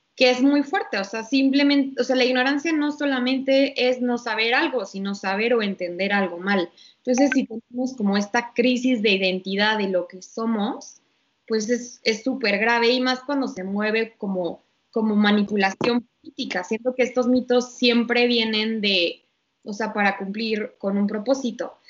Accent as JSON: {"language": "Spanish", "country": "Mexico"}